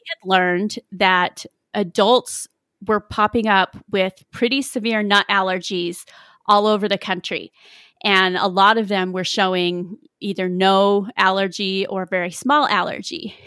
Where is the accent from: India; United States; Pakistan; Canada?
United States; South Jordan, Utah; I grew up in South Jordan, Utah.